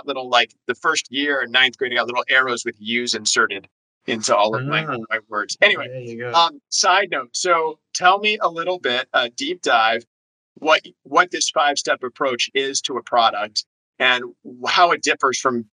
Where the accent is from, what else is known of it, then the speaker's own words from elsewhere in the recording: United States; also born or lived in Switzerland; as an American